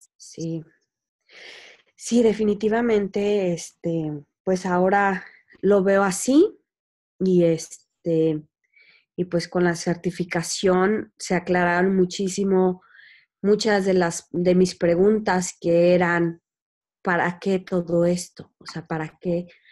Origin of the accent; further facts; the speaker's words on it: Querétaro, Mexico; nací en Querétaro